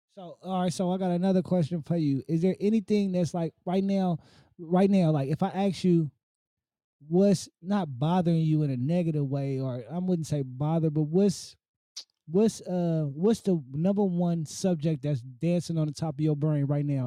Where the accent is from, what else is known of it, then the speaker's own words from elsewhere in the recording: Oakland, California, United States; being an Oakland native because I'm born and raised in Oakland